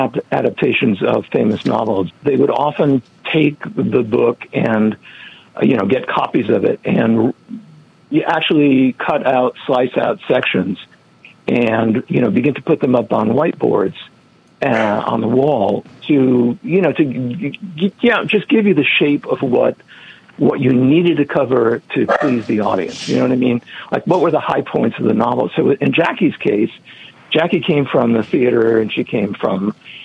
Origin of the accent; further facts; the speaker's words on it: New England, United States; I grew up in New England